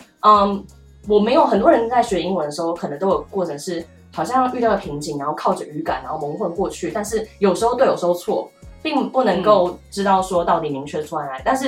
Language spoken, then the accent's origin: Chinese; Taiwan; 是，我跟英文的渊源跟大部分的台湾人都一模一样。嗯，我超级平凡，我不是从小去呃上美语补习班，也不是从小在国外长大，完全没有。